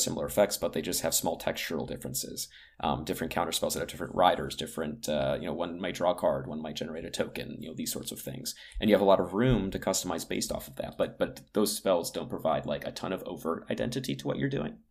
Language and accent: English; United States; I grew up on the East Coast outside of Washington, D C.